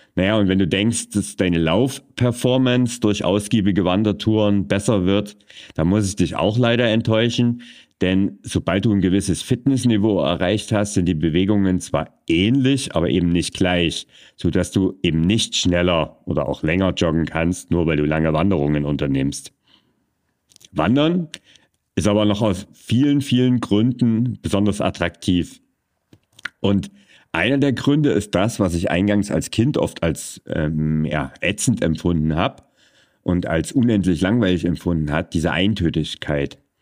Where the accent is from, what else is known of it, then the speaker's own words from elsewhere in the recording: Vogtland, Germany; meine Heimat zum Beispiel, das ist das Vogtland und das angrenzende Erzgebirge